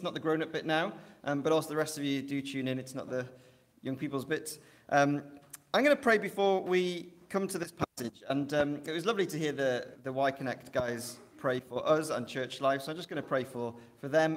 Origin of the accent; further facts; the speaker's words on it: Welsh, Wales, United Kingdom; now in Liverpool, United Kingdom; I'm Welsh.